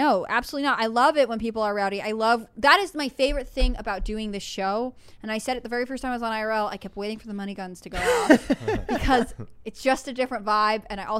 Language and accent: English; Connecticut, United States; where I grew up in Connecticut